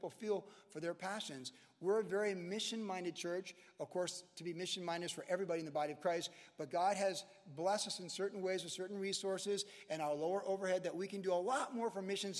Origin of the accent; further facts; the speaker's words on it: Charlottesville, Virginia, United States; moved away; I grew up in Virginia